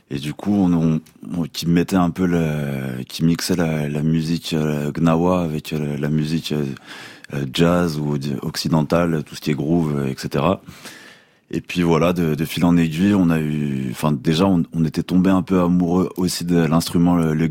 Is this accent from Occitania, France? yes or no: no; Auvergne-Rhône-Alpes, France; born there; moi je suis né en Savoie, c'est vrai